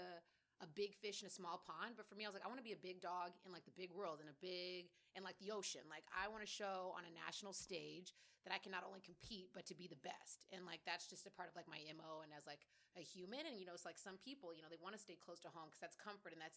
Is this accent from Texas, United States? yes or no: yes; Dallas, Texas, United States; moved away; I grew up in Dallas, Texas